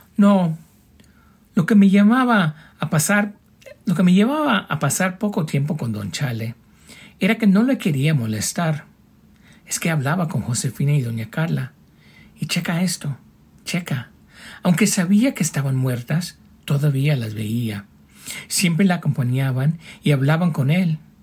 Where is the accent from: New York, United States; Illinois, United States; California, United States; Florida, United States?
California, United States; northern; now in Albuquerque, United States; Originalmente del norte de California, vivo ahora en Albuquerque